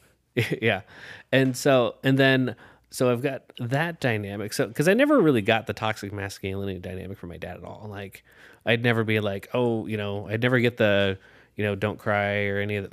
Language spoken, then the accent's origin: English; Urbandale, Iowa, United States; I grew up in Urbandale